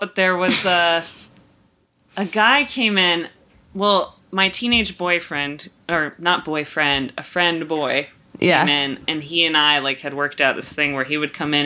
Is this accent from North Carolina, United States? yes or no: yes; Greensboro, North Carolina, United States; I grew up in North Carolina in Greensboro